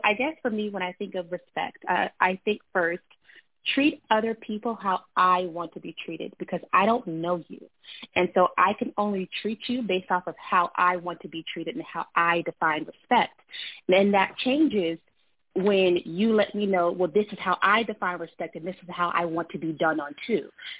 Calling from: Boston, Massachusetts, United States; I'm calling from Boston.

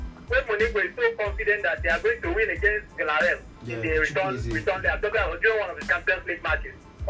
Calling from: Akure, Ondo, Nigeria; I'm calling from Akure.

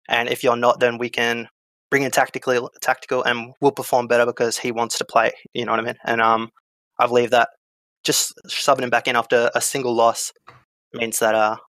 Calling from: Newcastle, New South Wales, Australia; Newcastle, Australia.

